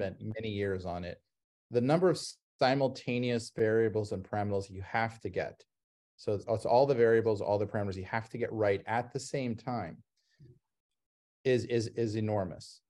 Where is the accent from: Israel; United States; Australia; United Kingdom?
United States; Ohio; I grew up in Ohio